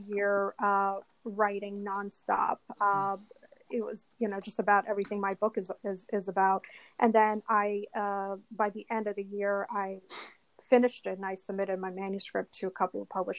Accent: Washington, District of Columbia, United States; moved away as an adult; also born or lived in New York City; I moved back to the DC area

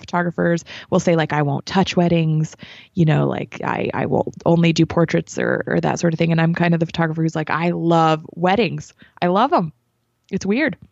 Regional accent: New Mexico, United States; moved away as an adult; now in Las Vegas, United States; I'm originally from New Mexico

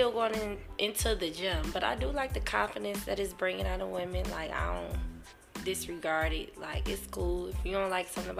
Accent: Detroit, Michigan, United States; now in Atlanta, United States; I'm from Detroit, Michigan.

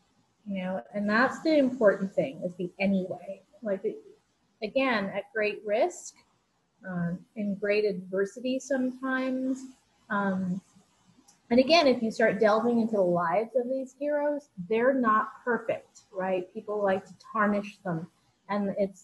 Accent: New York, United States; I grew up in New York

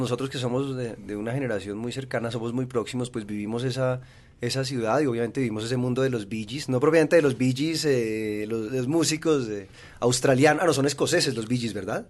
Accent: Bogotá, Colombia; Yo soy bogotano de primera generación.

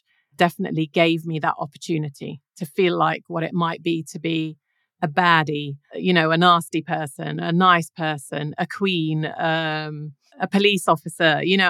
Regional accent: Jordan; moved away as an adult; also born or lived in Iran; So I grew up in Iran the first few years of my life. So I spoke English and Persian at the beginning. And then the revolution happened and I came back to Jordan. So my whole schooling was in Jordan.

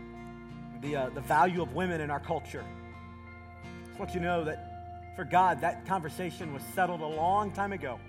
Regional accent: Southeast Tennessee, United States; when I was a little boy in the South, I grew up in Southeast Tennessee

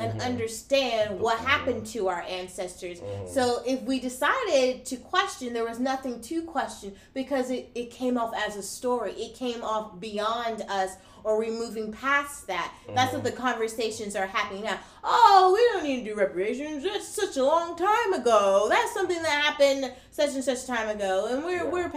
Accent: Florida, United States; as a Black student growing up in Florida

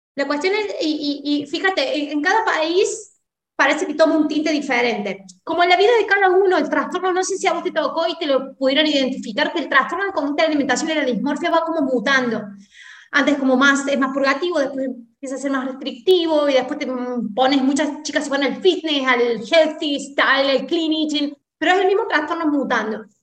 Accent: Argentina; somos argentinas

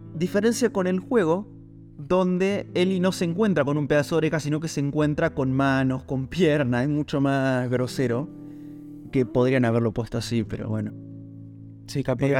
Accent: Argentina; nosotros somos argentinos

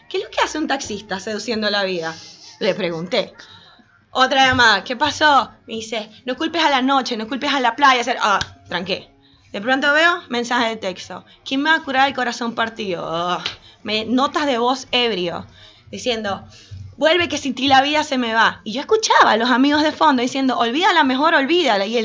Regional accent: Venezuela; yo vengo de Venezuela y me sé muchas otras canciones, escuchamos otra cosa distinta, pero en Argentina es otra cosa.

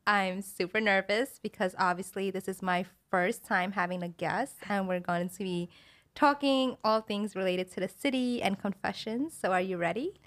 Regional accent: New York City, New York, United States; that's where I grew

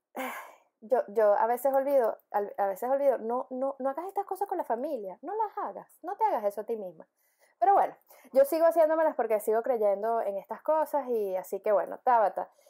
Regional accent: Venezuela; tú naciste en Venezuela, como yo

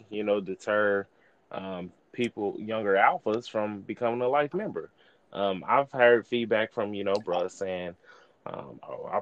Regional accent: East St. Louis, Illinois, United States; I'm from East St. Louis, Illinois, Delta Epsilon Lambda chapter, where, you know, I'm a part of now.

